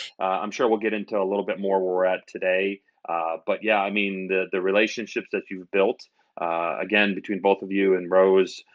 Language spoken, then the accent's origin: English; outside of Albany, New York, United States; moved away as an adult; also born or lived in Ohio / Nashville, Tennessee; now in Chicago, United States; I'm actually from New York, uh, outside of Albany, where my parents still live.